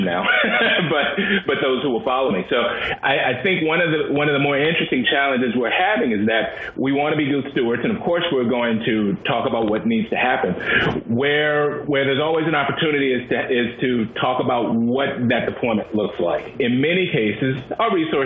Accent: Washington, D.C. area, Maryland, United States; I'm a Marylander. I grew up in Maryland, and I grew up in the Washington, D.C. area

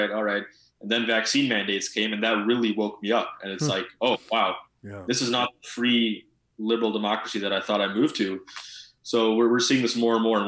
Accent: India; now in Canada; my home country in India

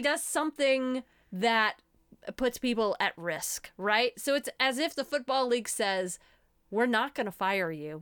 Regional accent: United States; As American women

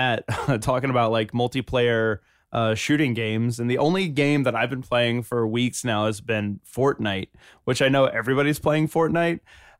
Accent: Georgia, United States; moved away; I'm from Georgia

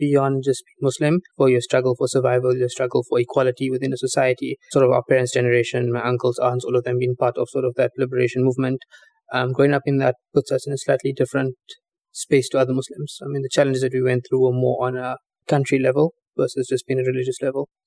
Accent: South Africa; we're from South Africa

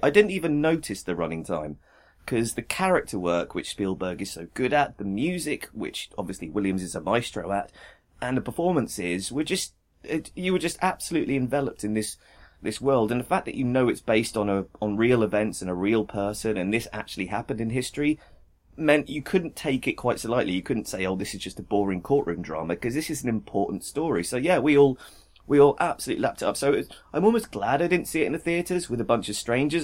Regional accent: United Kingdom; as a Brit

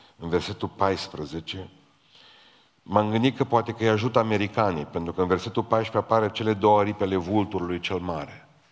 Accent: Romania; suntem români, români

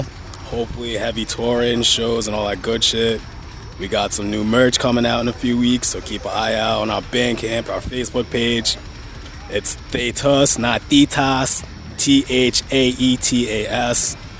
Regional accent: New York, United States; But I'm from Long Island.

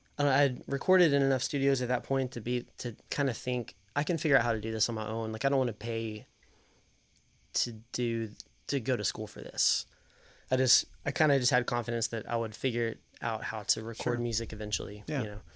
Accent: Knoxville, Tennessee, United States; I grew up in South Knoxville.

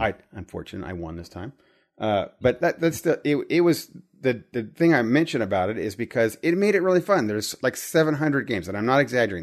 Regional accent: Midwest, United States; I grew up in the Midwest

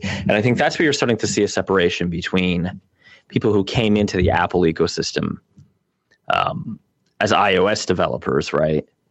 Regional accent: Nigeria; I'm actually from Nigeria, not Kenya.

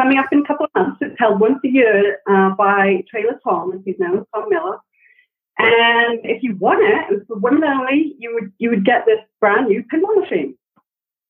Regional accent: Wales, United Kingdom; also born or lived in San Francisco; now in United States; I grew up in Wales in the UK

